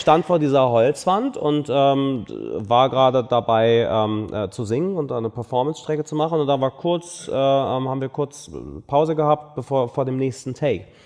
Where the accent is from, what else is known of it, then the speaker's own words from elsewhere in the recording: Berlin, Germany; ich bin ja in Berlin aufgewachsen